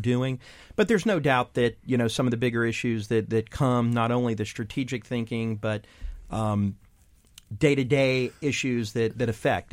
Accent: Texas, United States; moved away as an adult; as a teen growing up in Texas

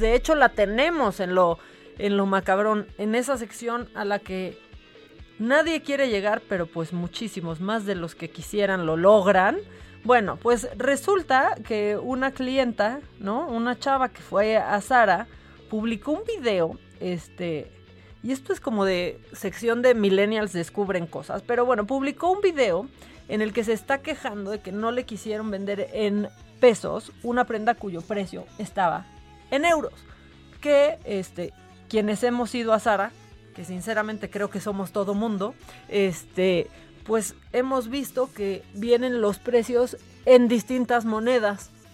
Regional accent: Mexico; como mexicana me causa, me causa orgullo

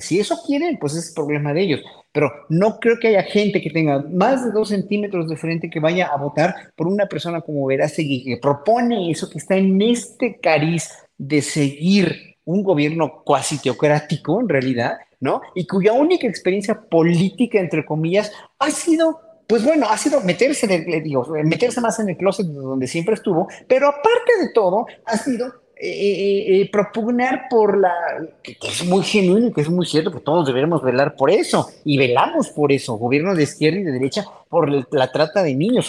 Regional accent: Mexico; pueblo mexicano que somos

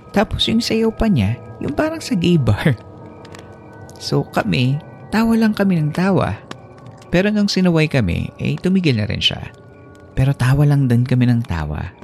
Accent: Philippines; also born or lived in Oakland/Hayward area, California; now in Oakland area, United States; Bilang Filipino na nakatira sa ibang lugar

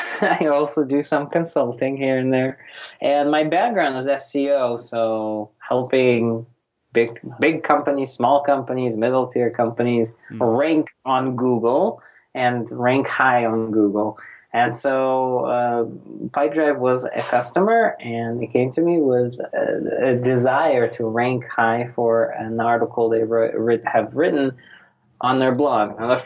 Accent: Russia; English is a second language; now in United States; You know, I grew up in Soviet Union and came here in 1993. It was January of 1993, January 28th, my big immigration from Soviet, well, it was Russia by that time, 93.

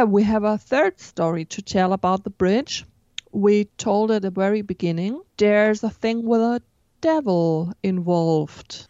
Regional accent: Baden-Württemberg, Germany; English is a second language; where I come from, this is not, uh, very far away from Stuttgart. It's about twenty kilometers

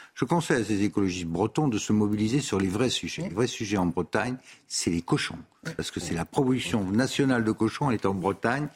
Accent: Tunisia; moved away; Je suis né en Tunisie, moi

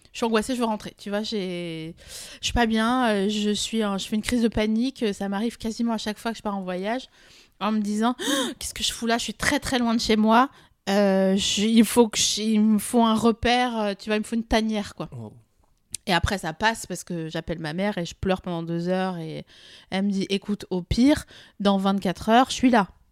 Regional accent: Vosges, Grand Est, France; je viens des Vosges

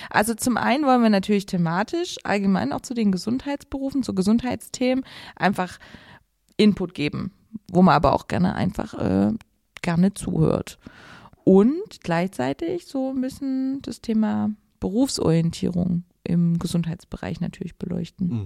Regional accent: Saxony, Germany; moved away as an adult; now in Ulm, Germany; also wir sind ja hier im schönen Ulm äh, ich komme ursprünglich aber aus Sachsen und bin dann aber ganz schnell äh, mit dem Studium und so äh, dann quasi schon ausgewandert und bin vor zehn Jahren hier gelandet

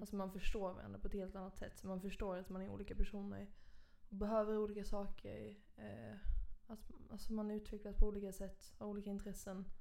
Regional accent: Skåne, Sweden; also born or lived in Malmö; jag kommer från Skåne

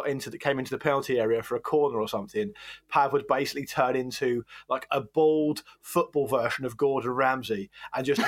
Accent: Gosport, South East England, United Kingdom; I grew up in Gosport

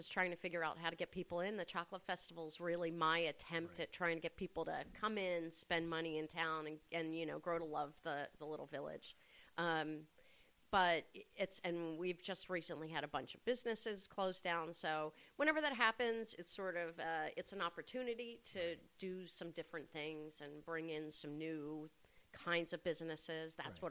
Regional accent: outside of Philadelphia, Pennsylvania, United States; moved away as an adult; also born or lived in Boston, Massachusetts; now in Red Hook, United States; I'm from outside of Philadelphia. Really? Originally, yeah.

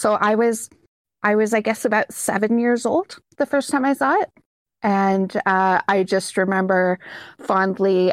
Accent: Canada; I'm Canadian.

